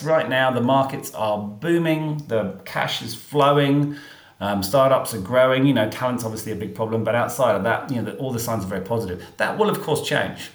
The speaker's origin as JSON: {"language": "English", "region": "England", "country": "United Kingdom", "moved": "yes", "lives_now": "Australia", "said": "I live here, even though I'm English"}